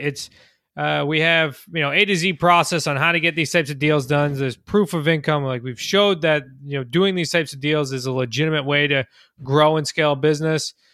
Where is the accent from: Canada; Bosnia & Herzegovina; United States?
United States; Central Massachusetts; I'm from Central Mass